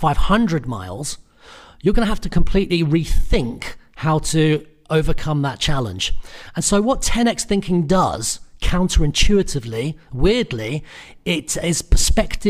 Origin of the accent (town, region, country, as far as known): United Kingdom; born or raised there